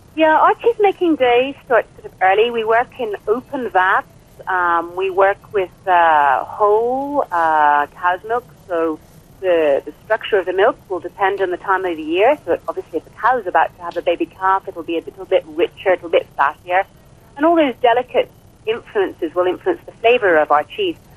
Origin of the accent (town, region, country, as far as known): Ireland